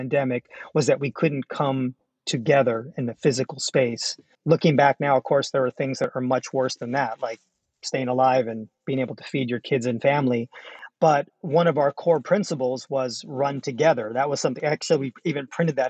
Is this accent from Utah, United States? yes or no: no; San Jose, California, United States; I grew up in San Jose in an exclusive Mexican community